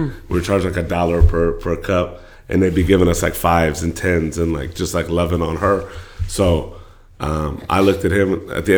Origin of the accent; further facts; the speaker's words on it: California, United States; I was born in the Bay Area. I moved to the Valley in the fourth grade, moved back up to the Bay in the fifth grade.